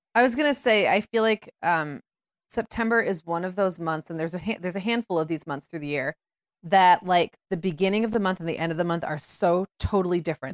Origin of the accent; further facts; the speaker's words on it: Upper Michigan, United States; moved away; when I grew up in Upper Michigan